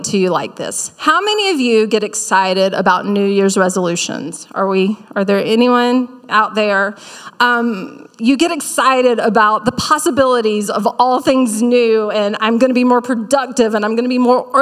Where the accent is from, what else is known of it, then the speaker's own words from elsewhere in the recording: South Carolina, United States; accent: Southern; moved away; growing up in South Carolina